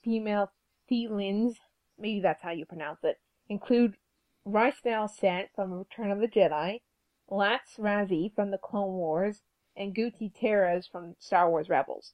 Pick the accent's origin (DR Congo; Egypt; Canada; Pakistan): Canada; We're Canadian.